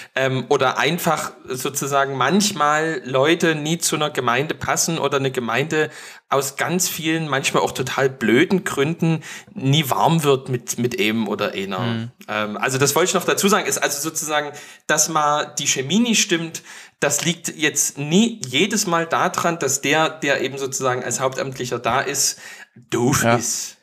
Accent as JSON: {"language": "German", "region": "East Germany", "country": "Germany", "said": "bei uns im Osten"}